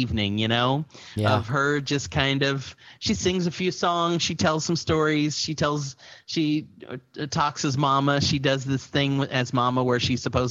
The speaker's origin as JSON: {"language": "English", "region": "Midwest", "country": "United States", "tie": "born or raised there", "moved": "yes", "lives_now": "Austin, United States", "said": "I grew up in the Midwest"}